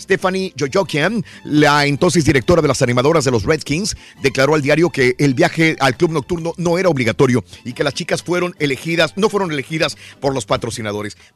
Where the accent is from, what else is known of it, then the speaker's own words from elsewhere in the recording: Jalisco, Mexico; Soy jalisciense, soy mexicano y aparte toda mi familia desde muy niños me inculcó eh, la música bonita